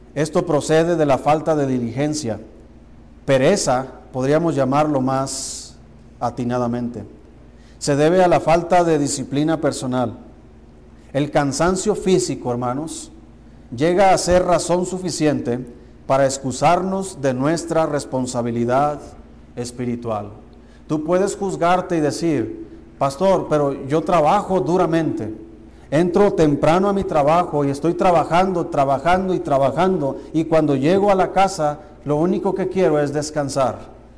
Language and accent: Spanish; Mexico; Como mexicanos tenemos la cultura de, de comer bien y tenemos buena comida